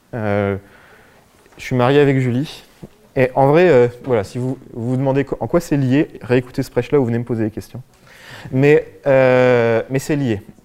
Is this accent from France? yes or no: yes; France; en tant que Français, occidentaux